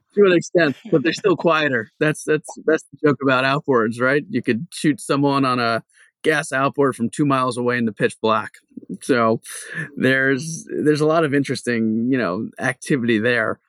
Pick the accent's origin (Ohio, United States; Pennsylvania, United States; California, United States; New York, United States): New York, United States; Long Island; moved away as an adult; also born or lived in New Jersey / Hawaii; now in Rhode Island, United States; I grew up in Long Island, New York